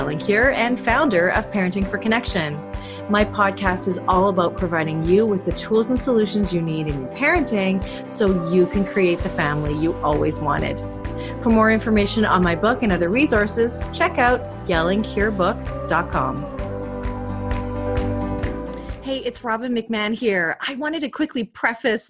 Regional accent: Canada; We are Canadian

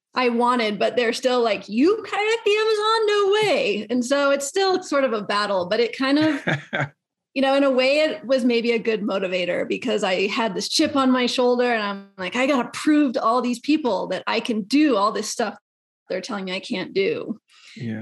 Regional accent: Colorado, United States; I'm from Colorado

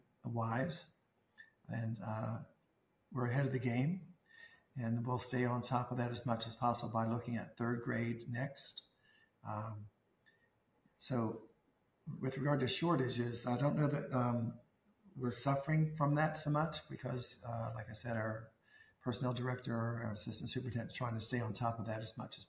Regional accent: Maryland, United States; moved away as an adult; also born or lived in West Virginia; now in Taylor County, West Virginia, United States; I came from Maryland. I'm a Marylander by birth

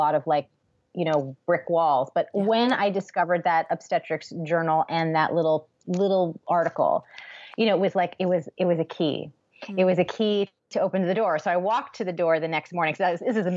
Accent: Newton, Massachusetts, United States; moved away as an adult; also born or lived in Baltimore, Maryland; I grew up in Newton, Massachusetts

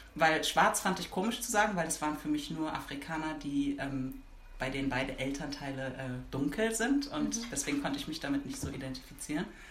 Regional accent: Berlin, Germany; Ich bin in Berlin geboren und aufgewachsen

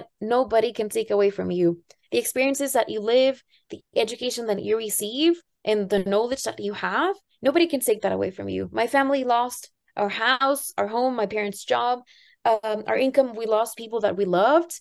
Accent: Tampico, Tamaulipas, Mexico; the city that I grew up in Tampico

